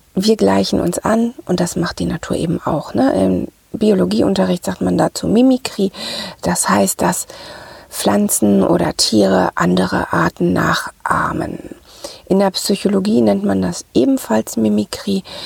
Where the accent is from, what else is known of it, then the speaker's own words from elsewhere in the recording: Ruhr area, North Rhine-Westphalia, Germany; accent: Ruhr dialect; moved away; also born or lived in northern Germany; wenn ich mal zwischendurch zurück in meiner Heimat im Ruhrgebiet bin, dann nehme ich gleich diese diesen Dialekt wieder auf